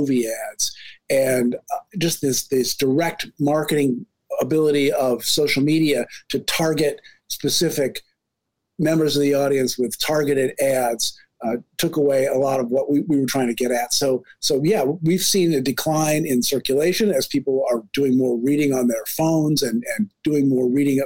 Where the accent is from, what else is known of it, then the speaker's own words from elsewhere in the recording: Ann Arbor, Michigan, United States; now in Chicago, United States; My hometown of Ann Arbor, Michigan